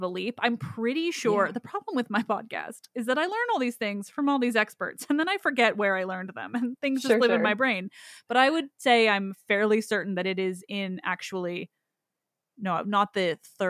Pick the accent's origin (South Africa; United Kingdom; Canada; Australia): Canada; As a Canadian